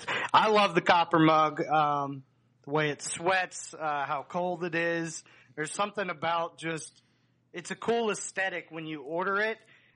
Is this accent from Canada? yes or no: no; Dunedin, Florida, United States; moved away; also born or lived in Maggie Valley, North Carolina; I was born in Dunedin. Moved to North Carolina.